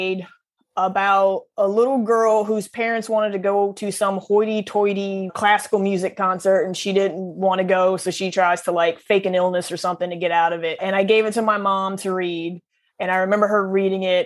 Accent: Southeast Missouri, United States; I grew up in Southeast Missouri

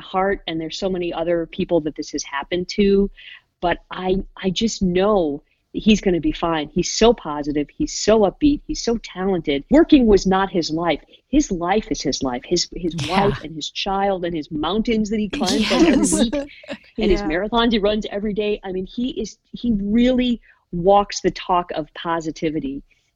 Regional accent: Ohio, United States; moved away as an adult; also born or lived in Seattle, United States / California, United States / Savannah, United States; I'm originally from Ohio

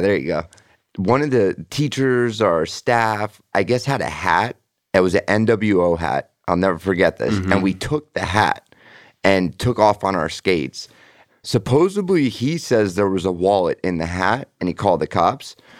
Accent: Sunrise, Florida, United States; also born or lived in Parkwood Isles, Davie, Florida; I grew up in Sunrise until I was like what 11

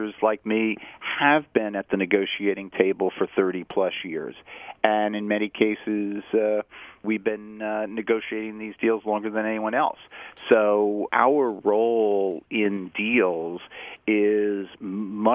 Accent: New York City, New York, United States; born on this island, grew up in New York City. All my education was in the city of New York

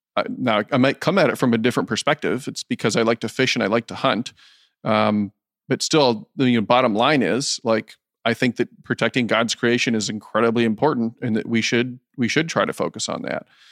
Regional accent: Decorah, Iowa, United States; I am born and raised in Northeast Iowa, Decorah

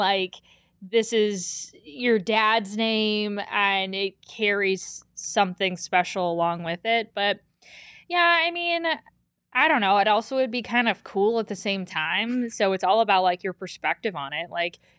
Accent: Cleveland, Ohio, United States; I remember I grew up in the Cleveland area.

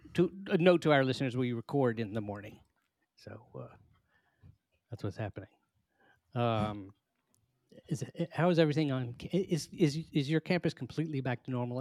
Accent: United States; as an American

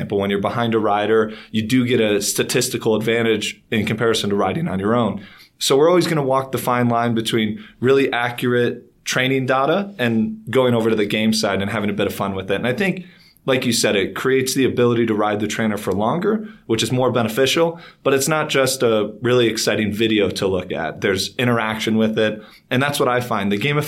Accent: Chicago, Illinois, United States; I'm actually born and raised in Chicago, where the weather does turn terrible 6 months out of the year.

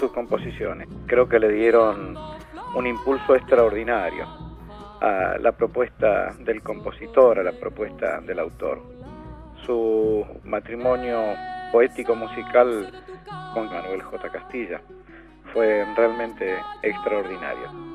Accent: Argentina

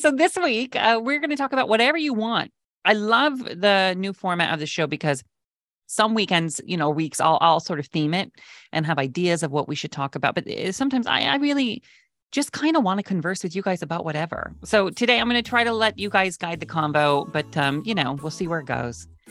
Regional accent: West Coast, United States; I grew up on the West Coast

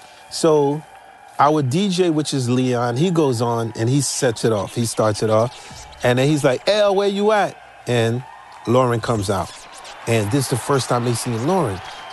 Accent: Haiti; It must be because I come from Haiti.

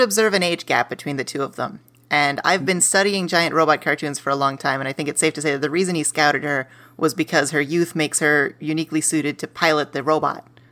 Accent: Pittsburgh, Pennsylvania, United States; moved away as an adult; now in Los Angeles, United States; I am from Pittsburgh

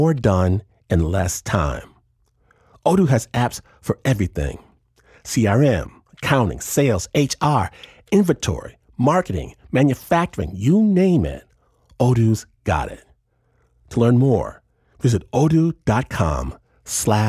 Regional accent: Michigan, United States; moved away; I'm from Michigan, and this is a real thing in places I grew up.

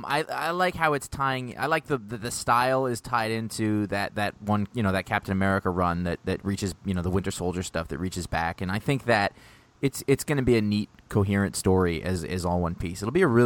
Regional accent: Maine, United States; moved away as an adult; also born or lived in Los Angeles, United States; I grew up in Maine in a small town. Then I was in L.A. for 8 years.

